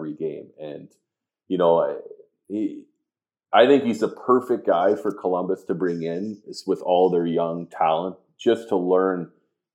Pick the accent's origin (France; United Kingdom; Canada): Canada; moved away; being a Canadian